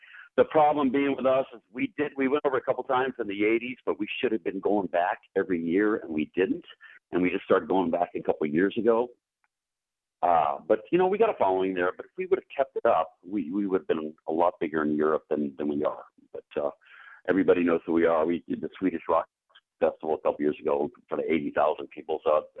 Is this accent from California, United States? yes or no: yes; California, United States; I'm playing my hometown here.